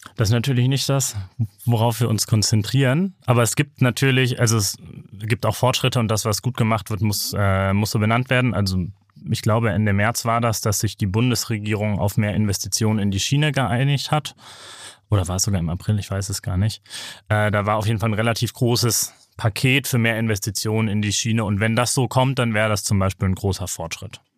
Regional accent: Bremen, Germany; ich bin aus Bremen

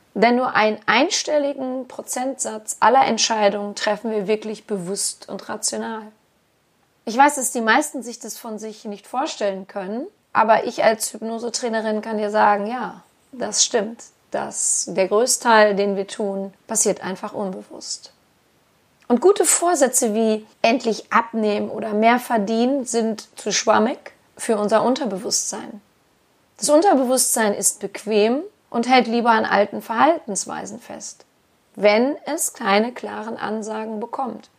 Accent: Germany; bei uns in Deutschland

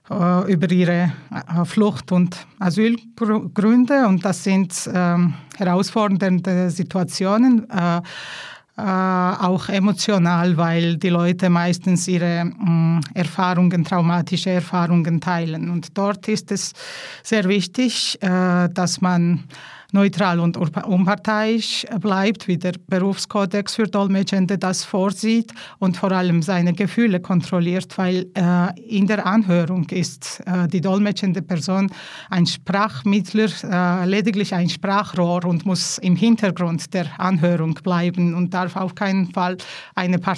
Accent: Georgia; first language Georgian; German is a second language; So, Georgisch ist eben meine Muttersprache. Von klein an musste ich Russisch lernen. Dann kam Deutsch und Italienisch.

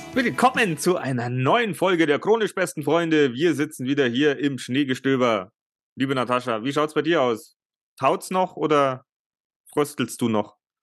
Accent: Germany; bei uns in Deutschland

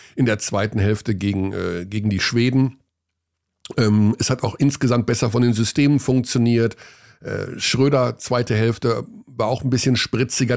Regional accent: Germany; geboren in Deutschland, aufgewachsen in Deutschland

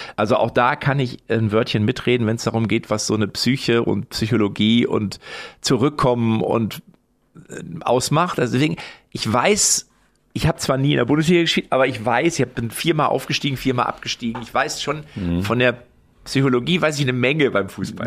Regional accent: Lippstadt, North Rhine-Westphalia, Germany; in Lippstadt, wo ich herkomme

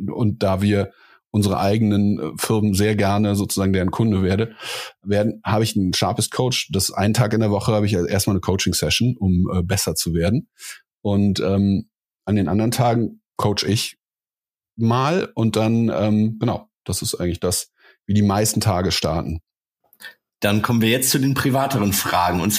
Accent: Cologne, North Rhine-Westphalia, Germany; now in Berlin, Germany; ich bin in Köln aufgewachsen.

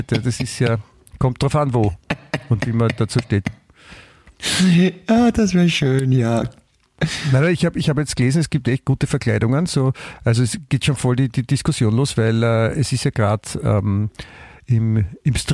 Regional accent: Austria; ich bin in Österreich aufgewachsen, deswegen macht sich die Fragen bitte nicht so schwer

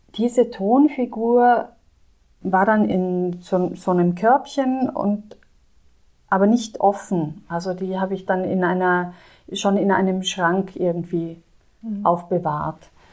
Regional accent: South Tyrol, Trentino-Alto Adige, Italy; now in Landshut, Germany; Ich komme aus Südtirol

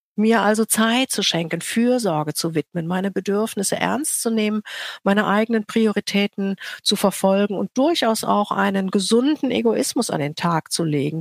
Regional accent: Rhineland, Germany; Ich komme aus dem Rheinland

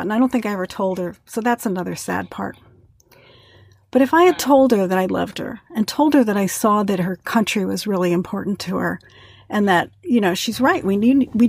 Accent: New Jersey, United States; moved away as an adult; now in Indiana, United States; I grew up in New Jersey

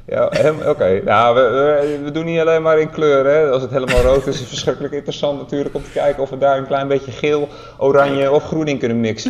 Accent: Netherlands; als Nederlander

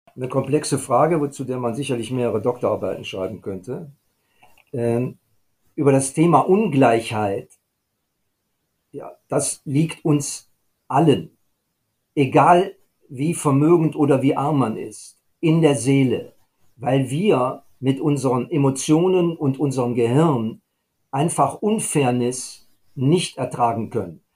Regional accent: Germany; bei uns in Deutschland

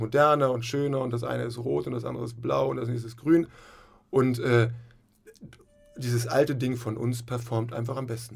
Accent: Hamburg, Germany; moved away as an adult; also born or lived in Flensburg; ich komme auch aus Hamburg, äh, Hamburg-Rahlstedt, und äh, habe da so ganz normal Abitur gemacht

